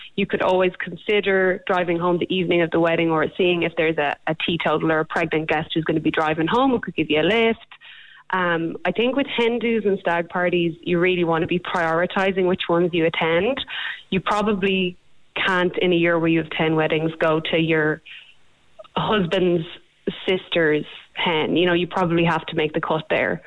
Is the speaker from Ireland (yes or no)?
yes; Ireland; we're Irish